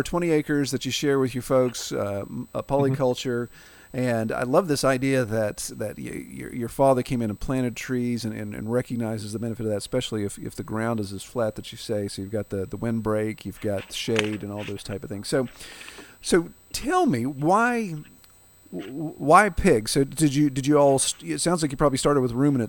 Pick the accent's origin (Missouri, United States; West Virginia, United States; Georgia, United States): West Virginia, United States; we're from West Virginia